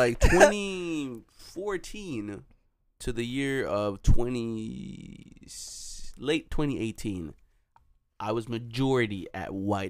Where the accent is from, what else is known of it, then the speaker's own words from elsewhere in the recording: Jamaica; We're Jamaican, so you know how we give it up.